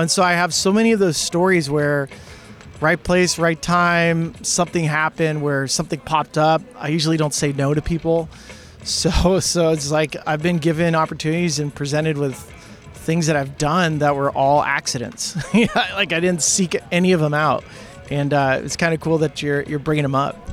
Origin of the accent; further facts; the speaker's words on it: California, United States; I grew up in California